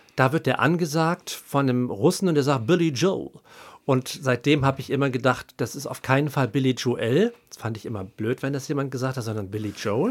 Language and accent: German; Haan, North Rhine-Westphalia, Germany; now in Berlin, Germany; ich bin ja aus dem Rheinland und da, wo ich Abi gemacht habe, das ist so ein kleines Kaff in der Nähe von Düsseldorf im Bergischen Land, Hahn Rheinland mit Doppel-A.